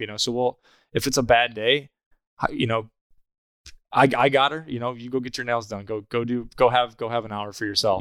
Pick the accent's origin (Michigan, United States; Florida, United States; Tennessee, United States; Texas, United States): Michigan, United States; Clarkston; moved away; Clarkson, Michigan, where I grew up